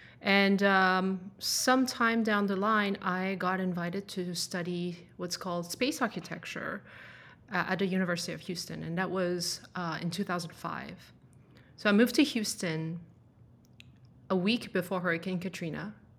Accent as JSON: {"language": "English", "country": "France", "tie": "born or raised there", "also_born_or_lived": "Denmark", "second_language": "English", "said": "But I was actually born and raised in France. Which is a little bit of where my accent is from, I guess."}